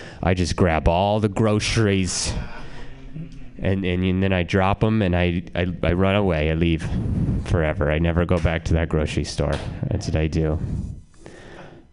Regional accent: Reno, Nevada, United States; now in San Francisco, United States; I like being from Reno

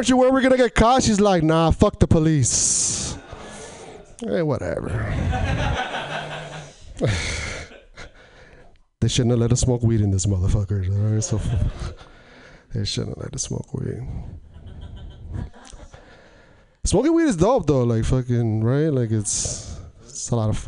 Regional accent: Portland, Oregon, United States; I'm from Portland.

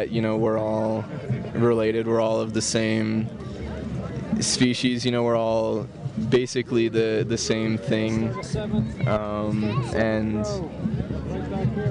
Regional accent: Cleveland, Ohio, United States; now in Denver, United States; Originally, I'm from Cleveland, Ohio, but I'm living in Denver right now

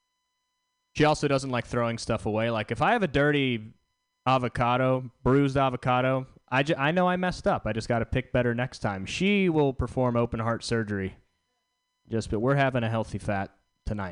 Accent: the South, United States; I'm from the South

